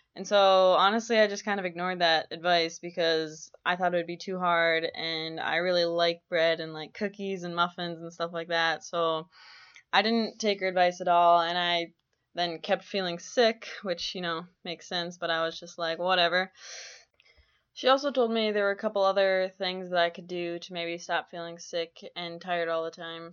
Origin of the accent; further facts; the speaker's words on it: Minneapolis–Saint Paul, Minnesota, United States; moved away as an adult; now in Grand Forks, United States; I'm from the Twin Cities in Minnesota.